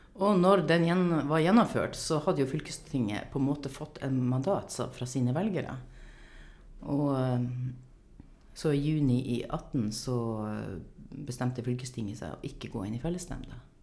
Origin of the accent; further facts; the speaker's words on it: Langfjordbotn, Finnmark, Norway; Jeg er fra Langfjordbotn i Finnmark. Vokste opp på gård